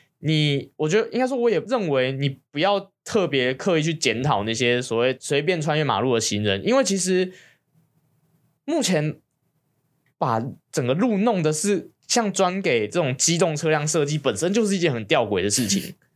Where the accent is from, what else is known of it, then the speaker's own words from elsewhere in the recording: Taiwan; born there; 我到底犯了什么孽？我会出？我会出生在这个地方？